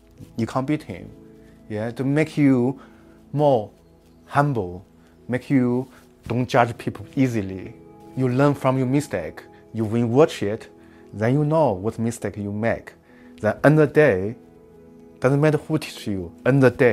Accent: Xinjiang, China; English is a second language; moved away as an adult; now in United Kingdom; So I'm grew up in Xinjiang, so I grew up in the village.

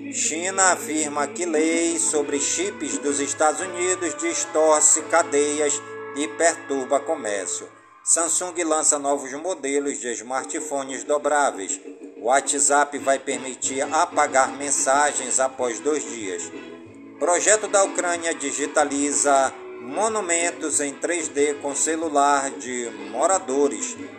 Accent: Careiro da Várzea, Amazonas, Brazil; em todas as comunidades do Careiro da Várzea, minha cidade natal.

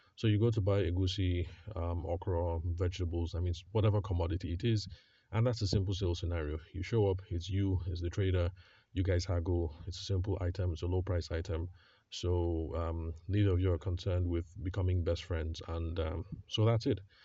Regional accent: Benue, Nigeria; moved away; I am from Benue State

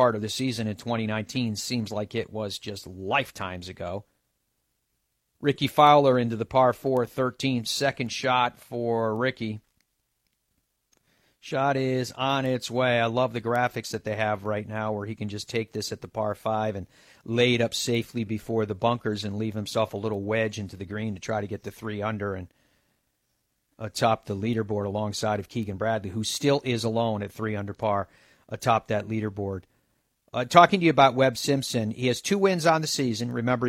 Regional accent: Ireland; I love Ireland. I am Irish, but it's all part of the bias.

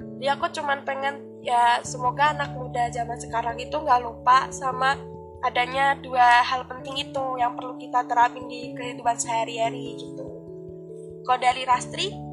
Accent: Central Java, Indonesia; accent: Central Javanese; aku Jawanya Jawa Tengah

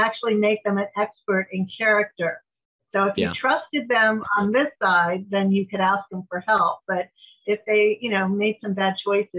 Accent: San Diego, California, United States; I was from San Diego.

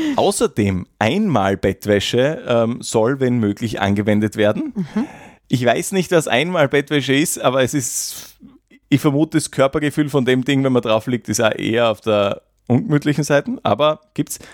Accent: Graz, Styria, Austria; als Grazer

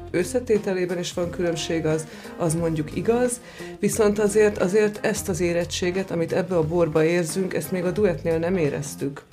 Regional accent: Zalaegerszeg, Zala, Hungary; moved away; also born or lived in Villány region (Kisharsány, Nagytótfalu); Én, én Zalaegerszegi vagyok, és bár volt szőlőnk

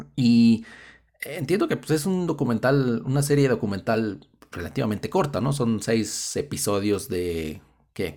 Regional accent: Mexico; nosotros seamos mexicanos

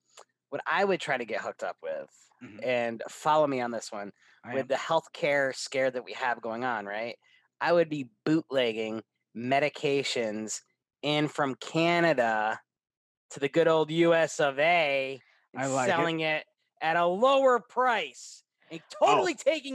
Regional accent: Clifton Park, New York, United States; my hometown, Clifton Park, New York.

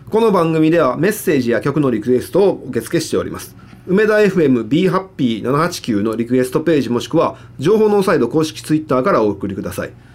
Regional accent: Higashiosaka, Osaka, Japan; 僕、生まれも育ちも東大阪だから。

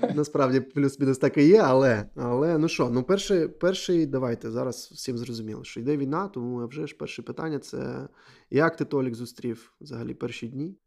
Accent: Donetsk, Donetsk Oblast, Ukraine; я з Донецьку, і у мене війна з 14-го року там

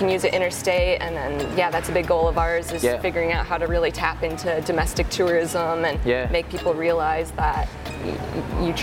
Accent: Savage, Minnesota, United States; moved away as an adult; also born or lived in Melbourne, Australia; now in Australia; my hometown of Savage, Minnesota

